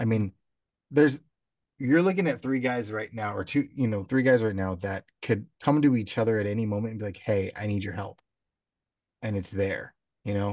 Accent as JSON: {"language": "English", "town": "San Diego", "region": "California", "country": "United States", "tie": "born or raised there", "said": "growing up in San Diego"}